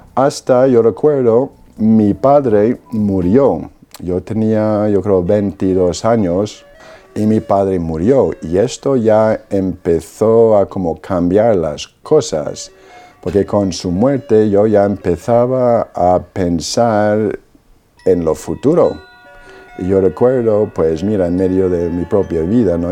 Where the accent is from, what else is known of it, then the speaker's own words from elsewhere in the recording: Perth Amboy, New Jersey, United States; Spanish is a second language; moved away; Yo soy de Estados Unidos, Perth Amboy, New Jersey. Pues mis padres son polacos, ellos se trasladaron a Estados Unidos después de la guerra y yo nací ahí en New Jersey